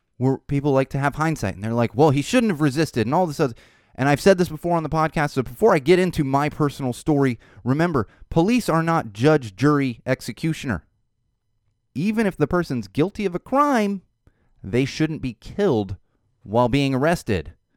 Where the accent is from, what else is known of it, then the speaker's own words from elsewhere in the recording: Poway, California, United States; Poway, which is kinda my hometown. I grew up in San Diego